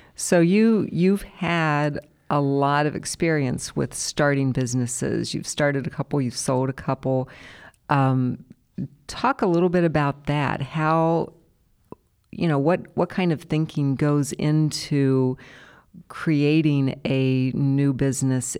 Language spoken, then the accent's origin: English; Columbus, Ohio, United States; those of us like me who've been here forever